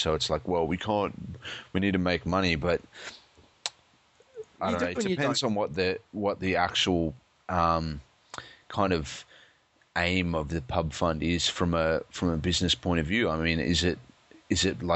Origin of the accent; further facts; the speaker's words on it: Australia; I'm an Australian